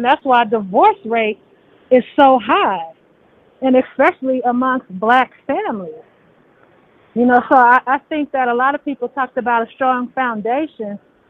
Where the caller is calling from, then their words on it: Las Vegas, Nevada, United States; I'm calling from Las Vegas.